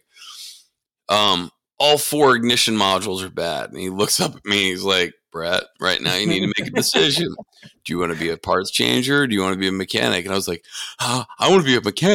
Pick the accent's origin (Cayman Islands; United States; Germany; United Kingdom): United States; between Scranton and Allentown, Pennsylvania; also born or lived in Connecticut; now in Dallas, United States; I grew up in between Scranton and Allentown.